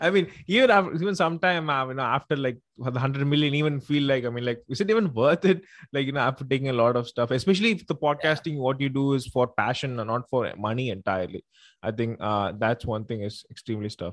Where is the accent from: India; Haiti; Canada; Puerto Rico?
India; Tamil Nadu; I'm mm. from uh, you know India. I'm from Tamil Nadu actually, so I speak Tamil and everything